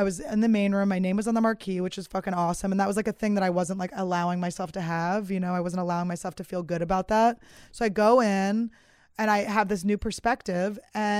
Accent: Philadelphia, Pennsylvania, United States; I'm from Philly.

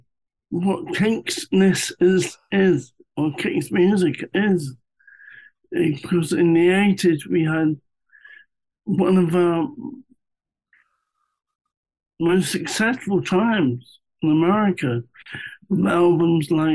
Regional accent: London, United Kingdom; growing up in London

